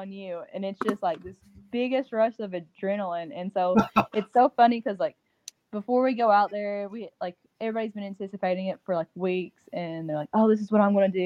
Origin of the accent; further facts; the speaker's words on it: Bell County, Kentucky, United States; growing up in Bell County